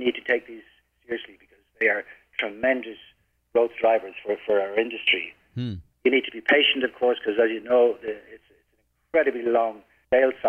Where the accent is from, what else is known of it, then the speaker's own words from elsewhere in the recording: Ireland; now in Philippines; being an Irish man